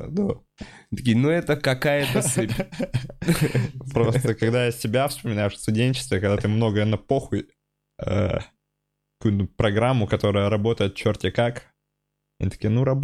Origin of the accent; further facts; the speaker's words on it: Udmurtia, Russia; Наши, я подразумеваю, русских. Я вообще удмурт